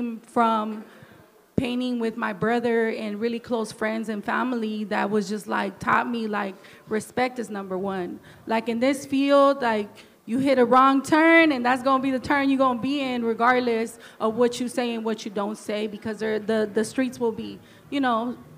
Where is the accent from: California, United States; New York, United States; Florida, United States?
California, United States; Oakland; I grew up in East Oakland, down the street from the train yard